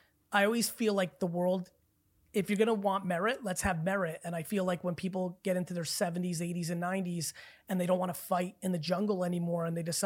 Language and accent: English; Belarus; I'm Belarusian. I was born in Belarus.